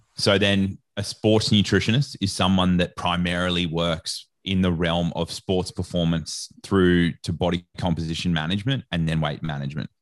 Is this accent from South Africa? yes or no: no; Australia; I don't know if you can tell from my accent or not, but I'm Australian.